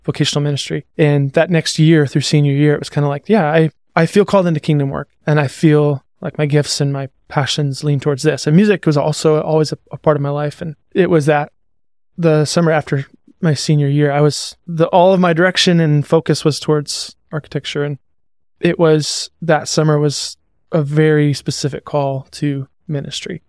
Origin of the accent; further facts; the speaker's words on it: Seattle, Washington, United States; moved away; also born or lived in Montana; I was born in Seattle. I lived there. Come from a pretty broken family and split time between Seattle and Montana, between my mom and my dad